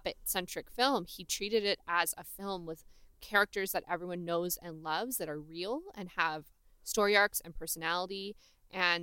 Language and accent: English; Anaheim, California, United States; my growing up in Anaheim